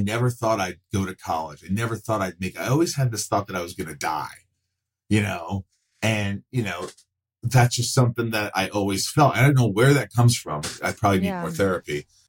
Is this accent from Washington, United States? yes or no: no; Indiana, United States; also born or lived in New York; we moved to Indiana from New York, which was a big change. How old are you? I was 8